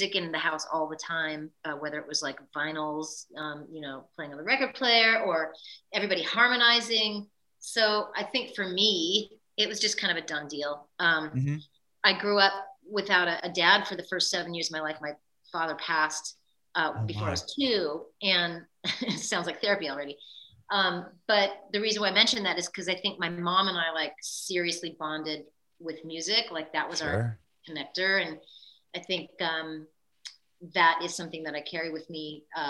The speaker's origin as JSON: {"language": "English", "town": "Eugene", "region": "Oregon", "country": "United States", "tie": "born or raised there", "also_born_or_lived": "Los Angeles / Boston", "moved": "as an adult", "said": "I was born and raised in Eugene, Oregon"}